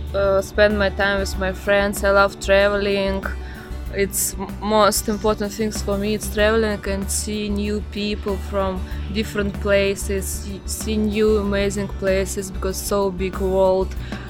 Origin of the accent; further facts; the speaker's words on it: Saint Petersburg, Russia; English is a second language; also born or lived in Barcelona, Spain; now in Fuerteventura, Spain; I'm from St. Petersburg.